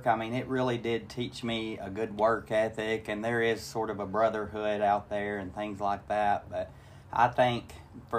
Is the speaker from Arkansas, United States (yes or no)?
yes; Bald Knob, Arkansas, United States; I grew up in Bald Knob, Arkansas. It's a little town.